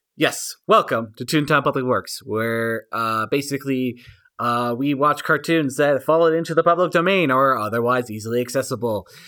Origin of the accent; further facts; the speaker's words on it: United States; I'm an American. I'm a white guy in America